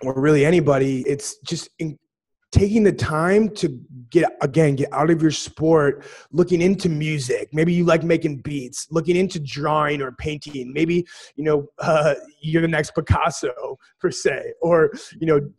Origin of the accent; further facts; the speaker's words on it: Sioux Falls, South Dakota, United States; where you and I grew up in Sioux Falls, South Dakota.